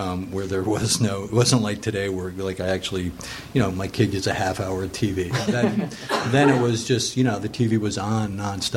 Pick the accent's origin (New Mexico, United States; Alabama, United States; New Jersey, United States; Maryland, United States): New Jersey, United States; moved away as an adult; also born or lived in New York / Northern Illinois / Los Angeles; I grew up in New Jersey, and went to Rutgers for undergraduate